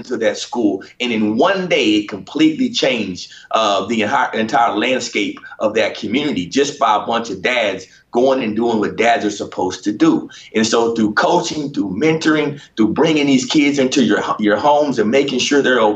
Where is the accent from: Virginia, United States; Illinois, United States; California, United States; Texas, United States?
Texas, United States; Dallas; That's my hometown